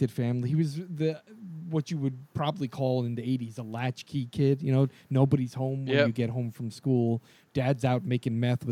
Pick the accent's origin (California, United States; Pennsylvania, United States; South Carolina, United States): Pennsylvania, United States; Jim Thorpe; also born or lived in Lehighton, Pennsylvania; The towns I grew up in, like Jim Thorpe and Lehighton and those areas